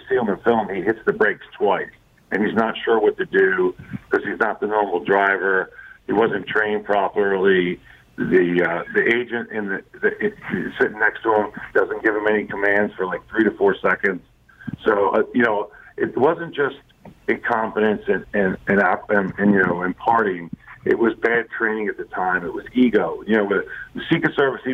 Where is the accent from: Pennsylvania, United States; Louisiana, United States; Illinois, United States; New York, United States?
Pennsylvania, United States; Ridley Park; I'm a kid from Ridley Park, Pennsylvania, you know, right outside of Philadelphia